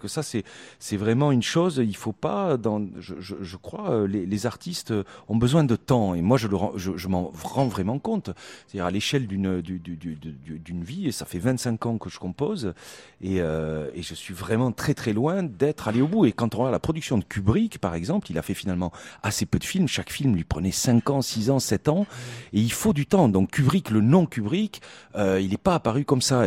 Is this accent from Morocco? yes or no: no; Toulouse, Occitania, France; moved away; also born or lived in Poland; je suis toulousain